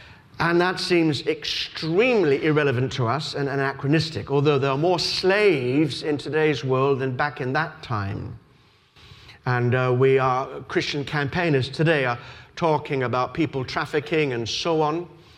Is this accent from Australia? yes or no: yes; Australia; I told you that I was brought up in Australia